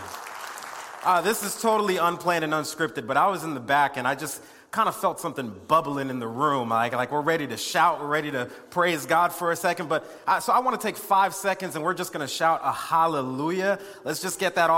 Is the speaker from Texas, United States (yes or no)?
no; West Palm Beach, Florida, United States; I was born in West Palm Beach, Florida